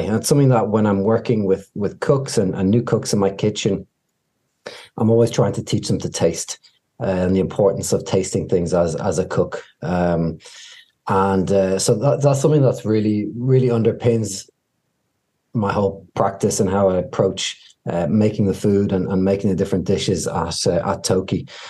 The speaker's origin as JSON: {"language": "English", "town": "Dublin", "country": "Ireland", "moved": "as an adult", "lives_now": "Washington, D.C., United States", "said": "I'm from Ireland originally. Uh, my family business was a fine dining French restaurant uh, that we had for about 30 years in Dublin"}